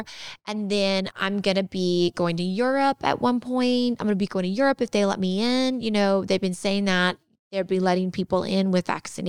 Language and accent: English; Santa Barbara, California, United States; moved away; also born or lived in Montecito; I'm going to my hometown